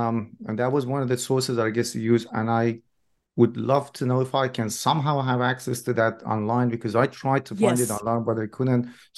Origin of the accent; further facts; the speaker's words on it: Iran; I must say, I'm originally from Iran myself.